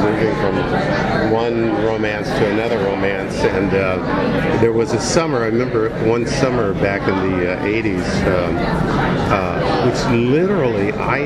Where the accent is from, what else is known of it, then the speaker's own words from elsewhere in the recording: Kansas, United States; moved away; I grew up in a little farm town in Kansas